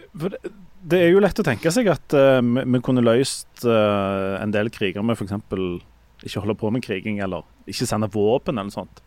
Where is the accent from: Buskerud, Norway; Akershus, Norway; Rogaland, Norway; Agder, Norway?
Rogaland, Norway; Hommersåk; jeg er jo fra Hommersorg